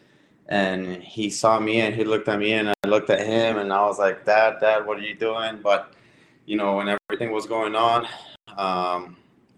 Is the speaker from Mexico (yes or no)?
yes; Ciudad Juárez, Chihuahua, Mexico; now in United States; We are all from Juarez, Chihuahua.